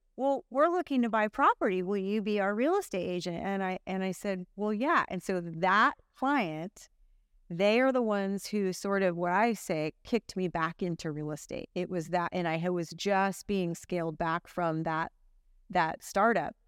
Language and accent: English; Santa Cruz, California, United States; born or raised there; also born or lived in Santa Clara County